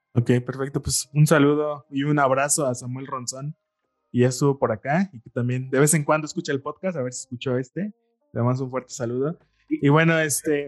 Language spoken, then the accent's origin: Spanish; Mexico; nosotros como mexicanos